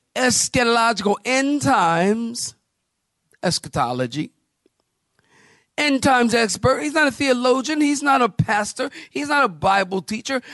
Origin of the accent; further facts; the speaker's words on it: Philadelphia, Pennsylvania, United States; I'm from Philly. And in Philly, we say John